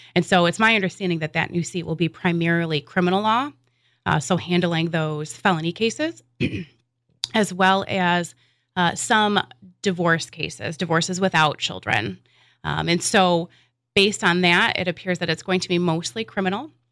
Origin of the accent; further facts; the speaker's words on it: West Michigan, United States; I'm a lifelong resident of, uh, West Michigan. And growing up in West Michigan